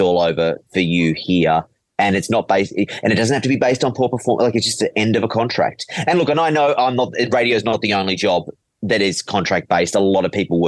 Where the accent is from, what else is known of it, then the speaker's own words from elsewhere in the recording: Penrith, New South Wales, Australia; Penrith. I grew up in Penrith